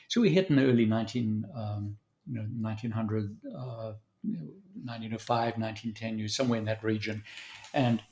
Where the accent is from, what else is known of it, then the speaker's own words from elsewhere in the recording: South Africa; accent: Southern African; moved away as an adult; also born or lived in Zambia; now in Dallas, United States; I was born in Zambia and then raised mostly in South Africa